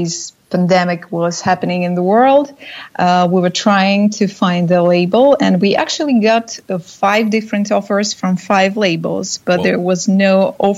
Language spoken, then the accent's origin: English; Saint Petersburg, Russia; we are from St. Petersburg